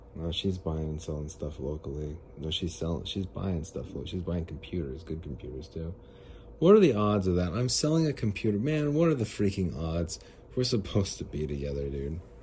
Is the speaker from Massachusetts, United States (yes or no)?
no; Phoenix, Arizona, United States; I'm from, I'm from Phoenix